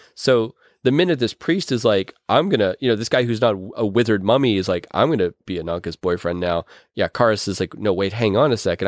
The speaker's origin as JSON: {"language": "English", "town": "Pittsburgh", "region": "Pennsylvania", "country": "United States", "said": "I'm from Pittsburgh"}